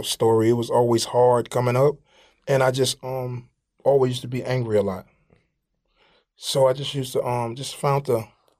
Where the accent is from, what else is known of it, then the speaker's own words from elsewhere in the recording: Atlanta, Georgia, United States; No, we're not from Atlanta. We're from Bankhead.